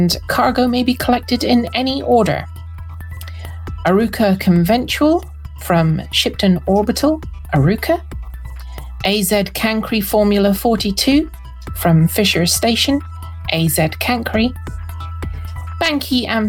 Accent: Scotland, United Kingdom; I'm Scottish.

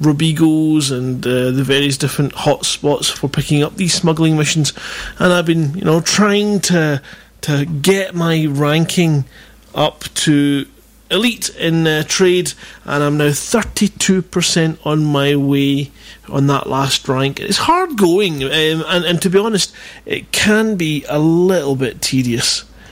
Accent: Scotland, United Kingdom; I'm Scottish

